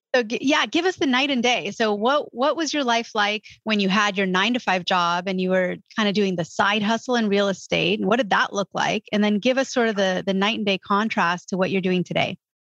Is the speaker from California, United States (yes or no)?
yes; California, United States; California, which is my home state